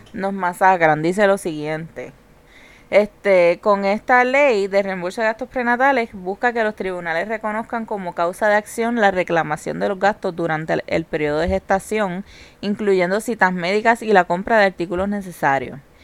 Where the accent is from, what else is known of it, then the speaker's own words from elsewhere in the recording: Carolina, Puerto Rico; Nosotros somos de Carolina